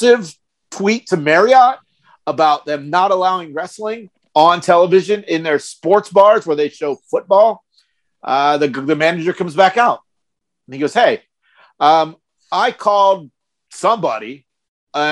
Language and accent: English; Santa Clarita, California, United States; we're from L.A.